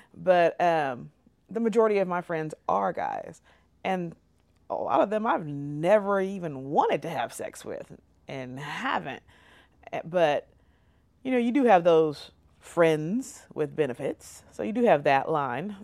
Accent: California, United States; now in Oklahoma, United States

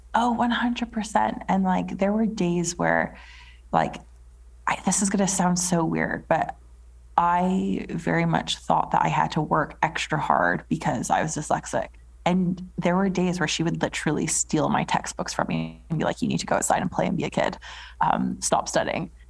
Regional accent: Edmonton, Alberta, Canada; moved away as an adult; now in England; I was born in Edmonton, Alberta, in Canada. Um, so, like a small city

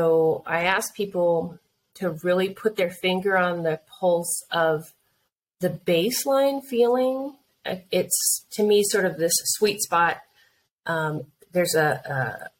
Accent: Colorado, United States; we're from Colorado

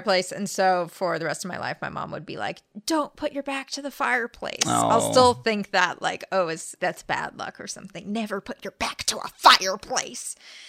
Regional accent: La Crescenta, California, United States; also born or lived in La Cañada; This hospital, at least, is in La Cañada, California, which is next to La Crescenta, California, which is where I grew up.

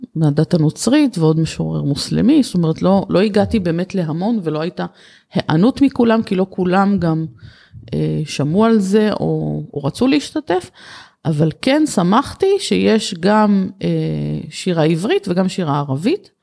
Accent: Kiryat Yam, Haifa District, Israel; בעיר שגדלתי בה, בקריית ים

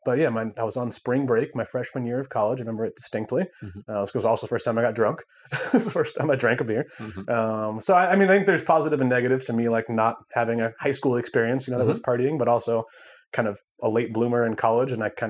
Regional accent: Southern California, United States; I grew up in SoCal.

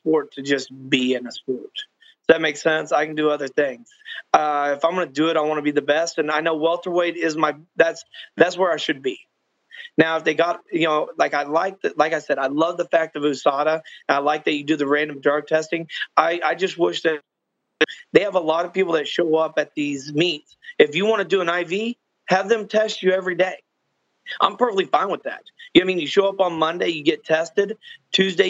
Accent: Texas, United States; I'm from Texas. I'm in Texas right now.

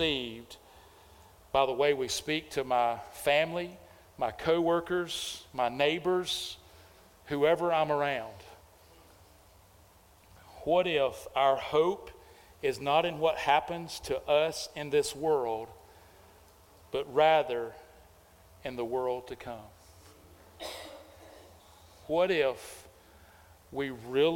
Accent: United States; as American Christians

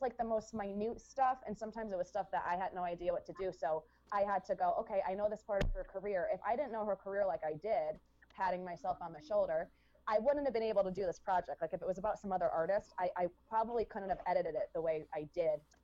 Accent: United States; an American person

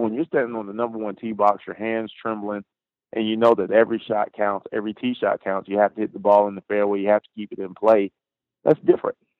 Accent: Pine Hills, Florida, United States; I grew up in um, pretty much the west side of Orlando, a place called Pine Hills, Florida

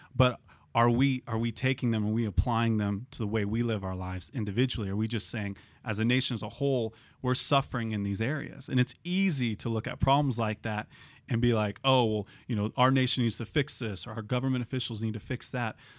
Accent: United States; we're Americans.

